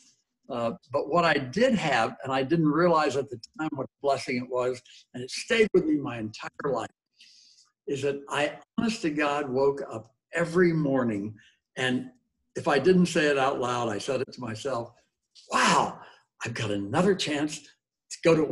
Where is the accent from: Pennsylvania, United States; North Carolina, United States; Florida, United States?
Florida, United States; Coral Gables; moved away as an adult; also born or lived in St. Thomas, Virgin Islands / Acapulco, Mexico; I was born and raised in Coral Gables, Florida